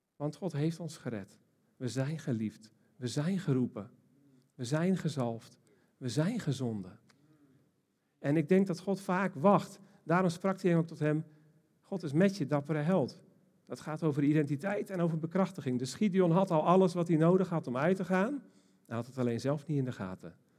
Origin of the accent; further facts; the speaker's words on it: Almkerk, North Brabant, Netherlands; ik kom uit Almkerk